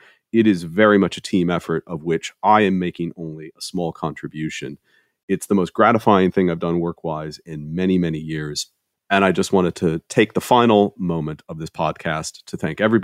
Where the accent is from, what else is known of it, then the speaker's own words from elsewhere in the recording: Ohio, United States; as an American growing up in Ohio in the late 70s and early 80s